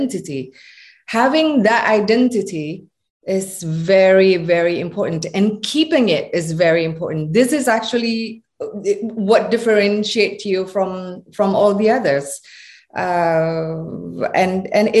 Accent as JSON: {"language": "English", "region": "Java", "country": "Indonesia", "said": "I come from Indonesia. I'm a proud Javanese woman, and I speak with my accent"}